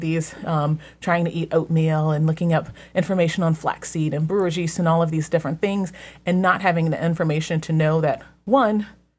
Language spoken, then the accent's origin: English; Columbus, Ohio, United States; me and the ladies who were all in the larger group who said we're from Columbus or the Columbus area.